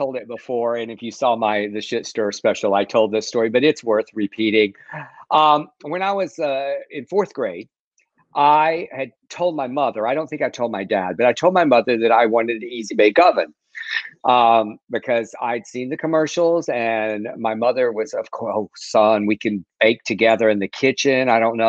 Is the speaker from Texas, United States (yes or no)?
yes; South Texas, United States; now in Los Angeles, United States; when I grew up in South Texas, one of the great traditions that we had in the Mexican American culture was Christmas tamales.